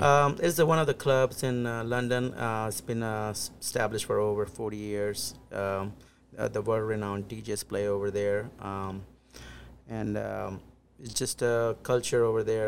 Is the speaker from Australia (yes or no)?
no; India; now in Des Moines, United States; I'm originally from India, close to small town close to New Delhi, which is the capital